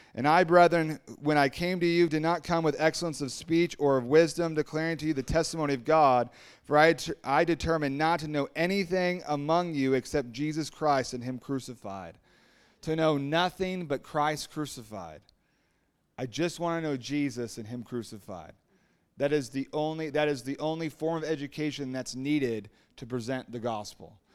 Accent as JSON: {"language": "English", "town": "Huntington Beach", "region": "California", "country": "United States", "tie": "born or raised there", "also_born_or_lived": "Costa Mesa, California", "said": "I grew up in Huntington Beach"}